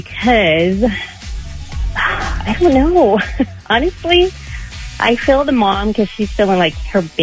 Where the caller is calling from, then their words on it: Redlands, California, United States; calling from Redland.